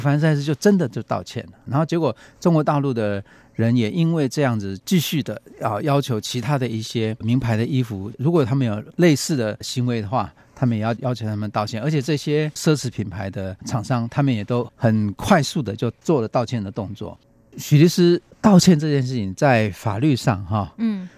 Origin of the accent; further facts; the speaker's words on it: Taiwan; 我们台湾人